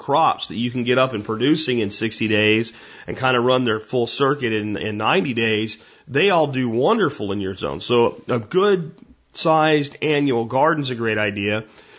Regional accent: Pennsylvania, United States; moved away; Where I lived in Pennsylvania, we had bears. We had chickens when I was a kid.

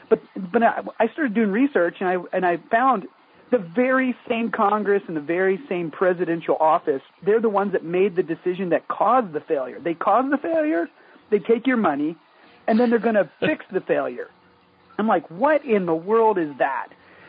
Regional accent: South Korea; also born or lived in England / Tokyo; I was born in England. I was raised in South Korea.

